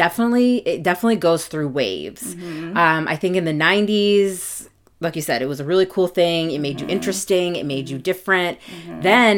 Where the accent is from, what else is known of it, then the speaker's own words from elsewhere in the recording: Jordan; I'm the youngest of three girls, and we were growing up in Jordan